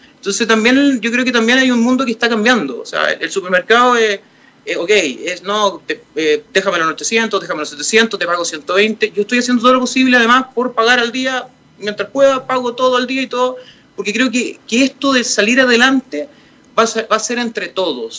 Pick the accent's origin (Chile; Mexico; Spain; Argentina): Chile; Santiago, Santiago Metropolitan Region; yo nací en Las Condes, he vivido en Las Condes